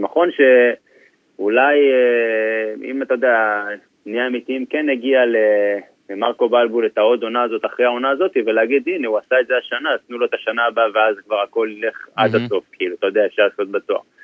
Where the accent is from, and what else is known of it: Israel; moved away as an adult; now in England